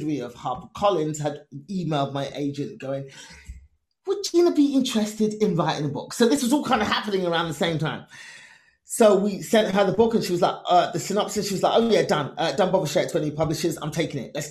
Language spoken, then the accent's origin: English; England, United Kingdom; Me born and raised in England, Nigerian immigrant parents